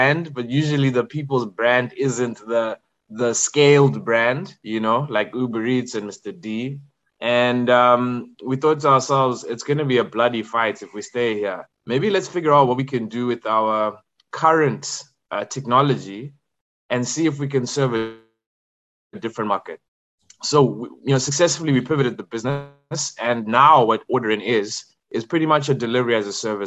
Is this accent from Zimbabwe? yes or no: yes; Zimbabwe; moved away as an adult; also born or lived in KwaZulu-Natal, South Africa; born and raised in Zim.